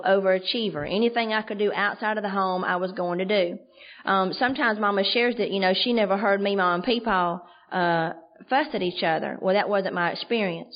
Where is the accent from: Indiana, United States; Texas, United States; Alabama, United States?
Alabama, United States; Andalusia; Andalusia's my hometown. It's a little bitty town, South Alabama